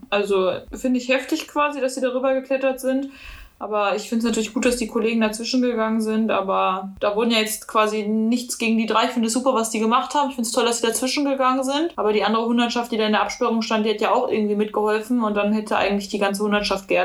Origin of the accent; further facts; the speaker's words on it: North Rhine-Westphalia, Germany; Also, ich komme aus NRW, also ich habe gelebt zwischen Schalke und Dortmund.